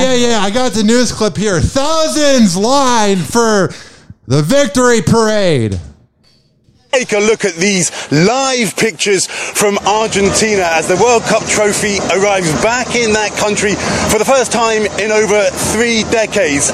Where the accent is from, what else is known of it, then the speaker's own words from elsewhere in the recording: Chicago, Illinois, United States; now in Tampa, United States; I'm from Chicago